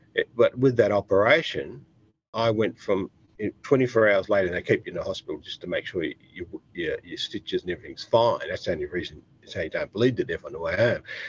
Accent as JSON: {"language": "English", "country": "Australia", "said": "I'm Australian"}